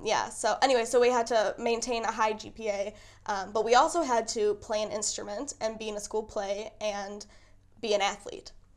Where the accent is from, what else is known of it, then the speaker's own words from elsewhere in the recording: Kenosha, Wisconsin, United States; I grew up in Kenosha.